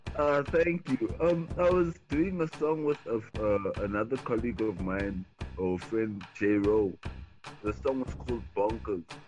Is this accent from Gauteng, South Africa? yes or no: no; Cape Town, Western Cape, South Africa; I'm originally from Cape Town, South Africa